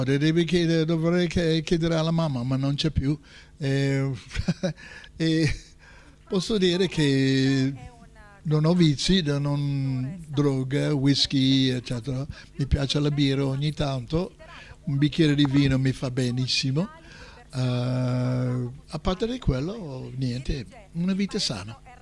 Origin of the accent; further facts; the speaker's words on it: United States; Italian is a second language; moved away as an adult; now in Italy; essendo americano